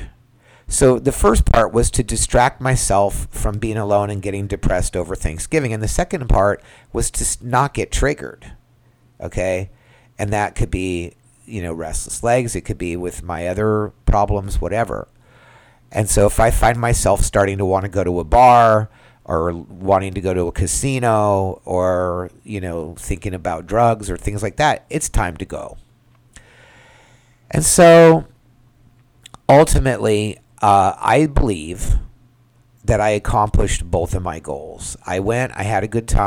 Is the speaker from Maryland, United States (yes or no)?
no; California, United States; I grew up in California